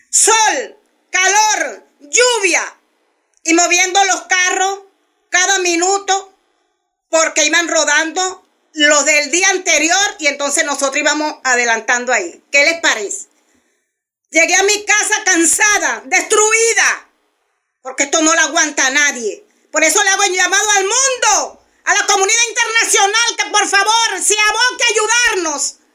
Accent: Venezuela; Yo soy abuela, yo soy madre, yo soy venezolana. Necesito mi país libre como todos nosotros.

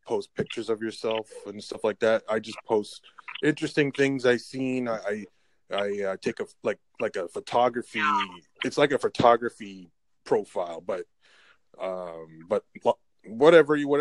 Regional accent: Canada; I'm from Canada

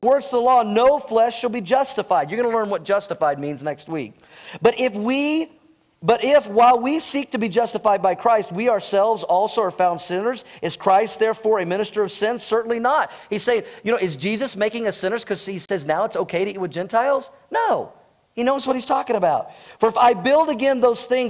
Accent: United States; I'm American

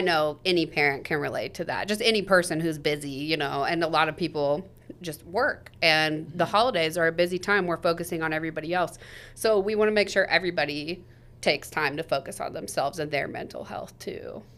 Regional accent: Topeka, Kansas, United States; I was born and raised here in Topeka

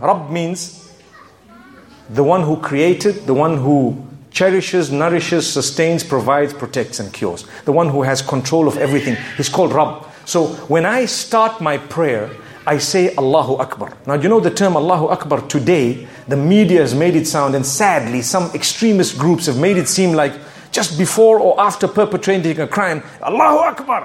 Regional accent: Zimbabwe; I come from Zimbabwe. You can hear my accent, right?

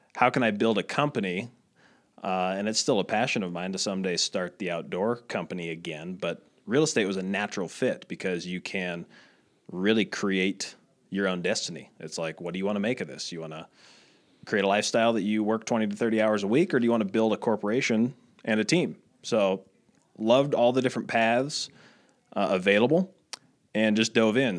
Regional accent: Midwest, United States; moved away as an adult; also born or lived in Iowa / Italy; I was the nerdy kid growing up in the Midwest, small town, my dad was in real estate

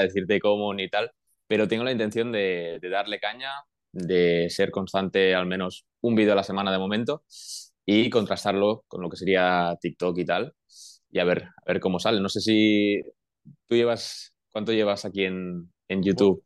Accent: Manresa, Catalonia, Spain; moved away as an adult; now in Portugal; soy de Manresa, que en Manresa hay mucha afición eh, de baloncesto

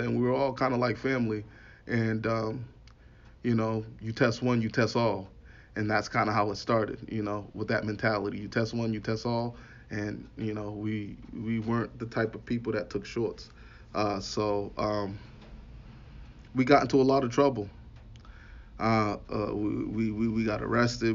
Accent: Boston, Massachusetts, United States; I'm from I'm from Boston

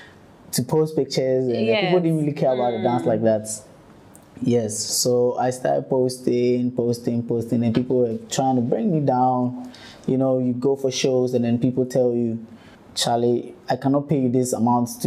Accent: Ashaiman, Greater Accra, Ghana; I come from Ashaiman.

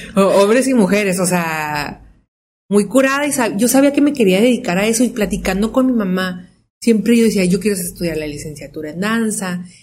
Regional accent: Tijuana, Baja California, Mexico; somos tijuanenses de cuarta generación, o sea, amamos Tijuana

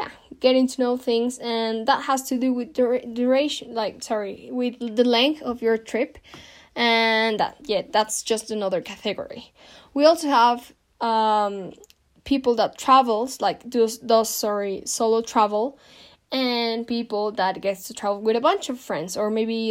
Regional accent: Mexico; I'm from Mexico

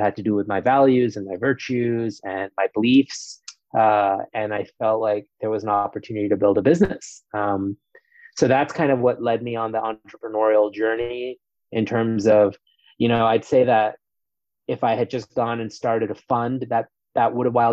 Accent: New York City, New York, United States; also born or lived in India; I grew up in New York City. I'm originally from India, but moved to the States when I was four, and grew up in New York City and in New York State

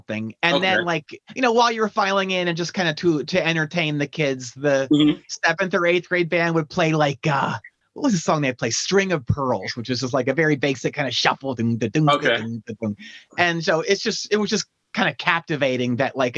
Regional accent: outside of Philadelphia, Pennsylvania, United States; I grew up outside of Philadelphia, maybe 35 miles northwest, very much like the Mennonite farm country.

